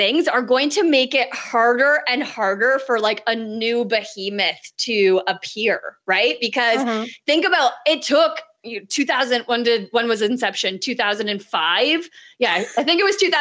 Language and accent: English; Canada; I'm Canadian